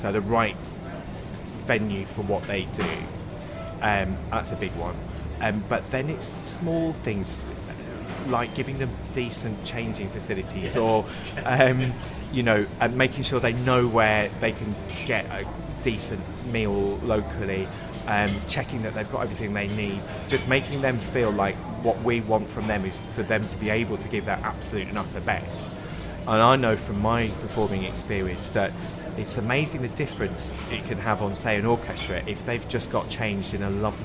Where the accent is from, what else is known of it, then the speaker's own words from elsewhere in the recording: Wolverhampton, West Midlands, United Kingdom; I grew up in the West Midlands, and the bit I was on the border between the West Midlands and Staffordshire